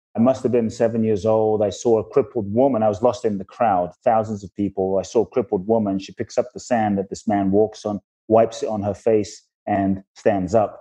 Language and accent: English; London, United Kingdom; also born or lived in Ghana; I grew up in London.